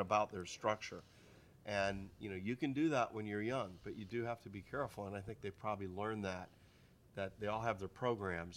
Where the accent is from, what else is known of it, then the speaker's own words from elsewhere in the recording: Pennsylvania, United States; also born or lived in Michigan; I was from Pennsylvania after Michigan. I went from Michigan to Pennsylvania